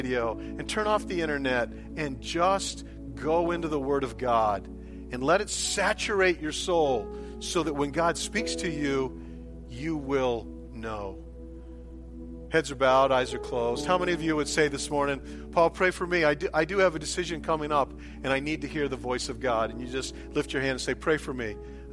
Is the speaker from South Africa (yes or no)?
no; United States; I grew up in America